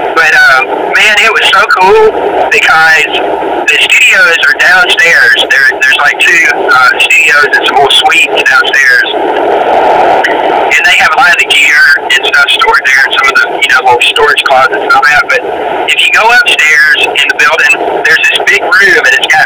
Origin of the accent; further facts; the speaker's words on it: Memphis, Tennessee, United States; growing up in Memphis